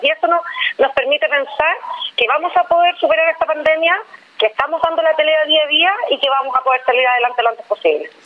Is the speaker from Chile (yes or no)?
yes; Magallanes and Chilean Antarctica, Chile; soy magallánica